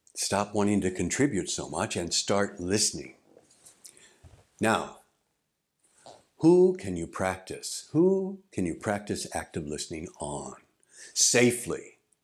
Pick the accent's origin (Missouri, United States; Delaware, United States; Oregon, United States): Missouri, United States; St. Louis; moved away as an adult; also born or lived in Albuquerque, New Mexico; now in Japan; I grew up in Saint Louis, Missouri